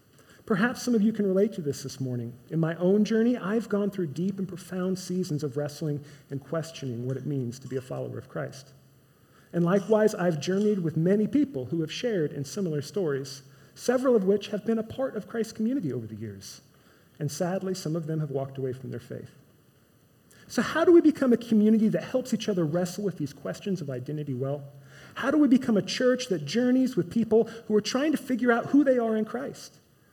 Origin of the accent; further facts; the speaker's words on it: Midwest, United States; I'm a Midwesterner. I'm a Chiefs fan. Kansas City barbecue is the best in the world.